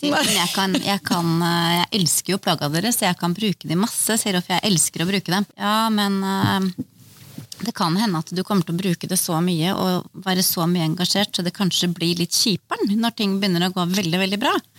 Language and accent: Norwegian; Østfold, Norway; Østfold er jo hjemstedet mitt